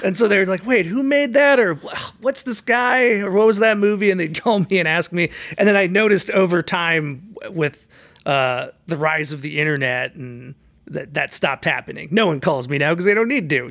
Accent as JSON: {"language": "English", "town": "Bloomington", "region": "Minnesota", "country": "United States", "tie": "born or raised there", "moved": "yes", "lives_now": "Los Angeles, United States", "said": "I grew up in a couple different suburbs of Minneapolis, Minnesota. Probably the one that I lived the longest is called Bloomington"}